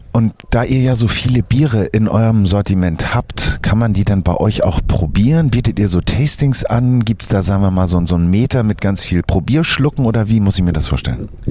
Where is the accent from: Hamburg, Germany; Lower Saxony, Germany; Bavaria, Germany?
Hamburg, Germany; ich bin ja aus Hamburg